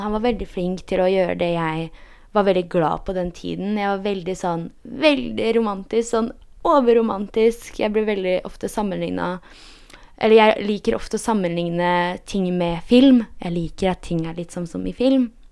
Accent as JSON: {"language": "Norwegian", "country": "Poland", "moved": "yes", "lives_now": "Norway", "said": "jeg er polsk"}